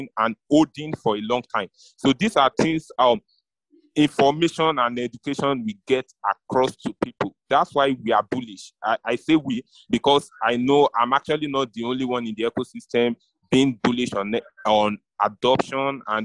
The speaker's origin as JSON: {"language": "English", "country": "Nigeria", "said": "I'm a Nigerian"}